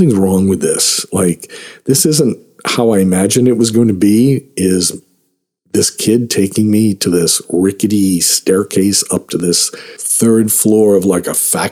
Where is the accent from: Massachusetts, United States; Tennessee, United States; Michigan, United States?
Massachusetts, United States; Boston; also born or lived in Hollywood, Los Angeles; now in Los Angeles, United States; I'm from Boston, but I just moved out here